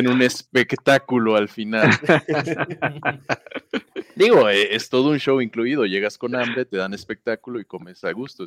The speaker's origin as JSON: {"language": "Spanish", "town": "Villahermosa", "region": "Tabasco", "country": "Mexico", "tie": "born or raised there", "also_born_or_lived": "Mexico City", "moved": "yes", "lives_now": "Puebla, Mexico", "said": "en el sur, en mi pueblo, en Villahermosa"}